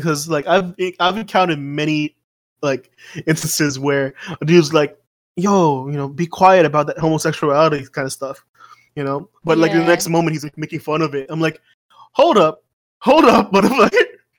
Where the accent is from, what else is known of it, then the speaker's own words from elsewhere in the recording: Saudi Arabia; moved away; since I grew up in the Middle East, you know, it was a big thing, being against LGBT and the community, right?